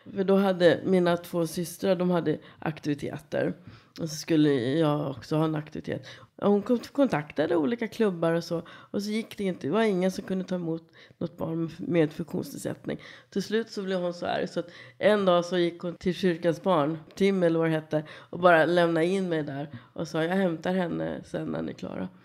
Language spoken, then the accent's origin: Swedish; Kungsängen, Stockholm County, Sweden; Jag kommer härifrån Stockholmstrakten. Kungsängen är uppfödd, norrförort tillsammans med mina syskon och föräldrar.